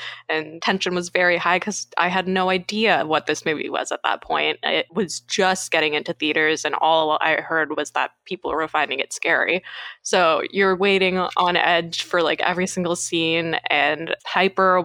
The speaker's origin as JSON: {"language": "English", "country": "Canada", "said": "from Canada"}